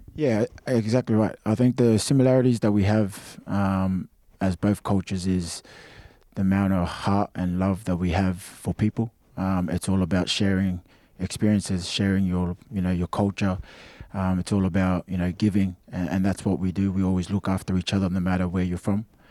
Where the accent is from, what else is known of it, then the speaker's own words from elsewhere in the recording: Australia; moved away; I felt more like an Australian as a kid, um, because that's where I grew up